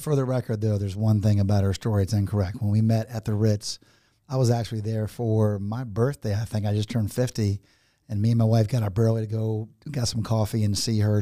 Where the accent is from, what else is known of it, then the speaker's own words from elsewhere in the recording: Washington, District of Columbia, United States; now in Southwest Florida, United States; I was born, um, in Washington, D C. nineteen sixty-eight